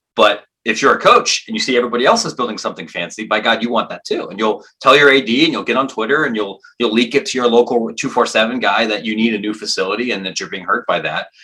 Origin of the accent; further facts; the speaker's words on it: Granville, Ohio, United States; my hometown Denison University in Granville, Ohio, where I grew up